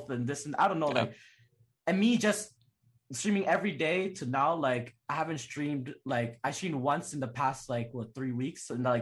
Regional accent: Winnipeg, Manitoba, Canada; I'm from Winnipeg

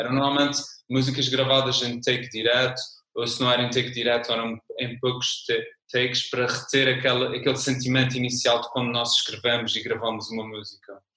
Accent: São Miguel, Azores, Portugal; accent: Azorean (São Miguel); now in Lisbon, Portugal; de São Miguel. É um sotaque muito peculiar da minha ilha

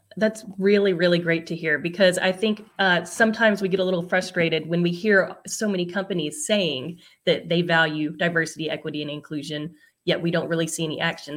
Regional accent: Louisiana, United States; I'm Louisiana

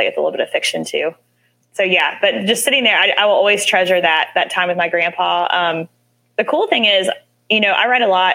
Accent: West Virginia, United States; partially growing up in West Virginia

